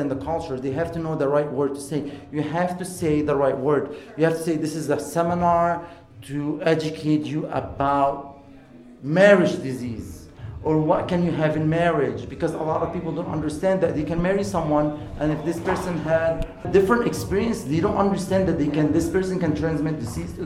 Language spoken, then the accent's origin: English; Egypt; moved away; I'm Egyptian, I'm from Egypt